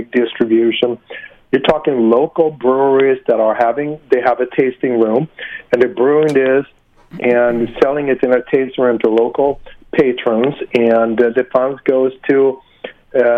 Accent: Sweden; now in United States; I'm originally from Sweden

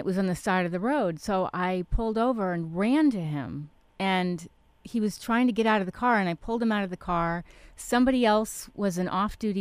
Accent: New York City, New York, United States; I grew up in New York City

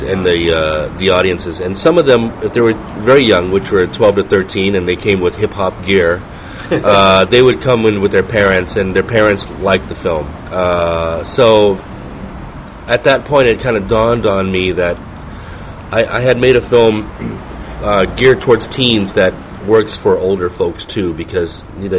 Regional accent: Ho Chi Minh City, Vietnam; born there; I was born in Saigon.

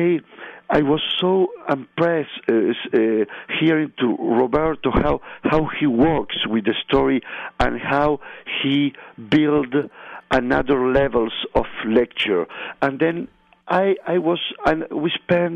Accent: Montevideo, Uruguay; English is a second language; I grew up in Montevideo, like all the guys who was on this plane

